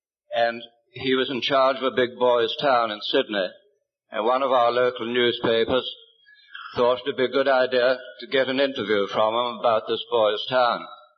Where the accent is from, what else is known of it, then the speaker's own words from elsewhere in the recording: Ireland; And I come from Ireland, you know.